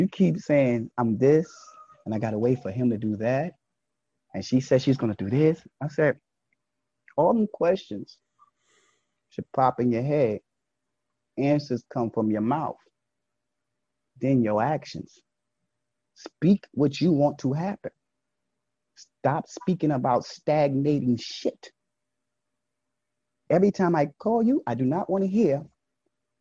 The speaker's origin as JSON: {"language": "English", "town": "New York City", "region": "New York", "country": "United States", "tie": "born or raised there", "said": "Growing up in Brooklyn"}